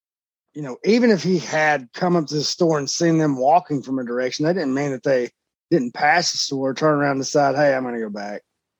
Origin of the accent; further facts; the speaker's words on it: Virginia, United States; I'm very disappointed in you, Virginia. Being my home state